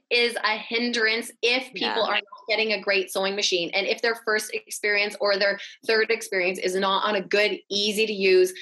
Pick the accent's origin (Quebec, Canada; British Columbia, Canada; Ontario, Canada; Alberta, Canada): British Columbia, Canada; Vancouver; moved away as an adult; also born or lived in Toronto, Canada; I grew up in Vancouver, when I moved out to Toronto for university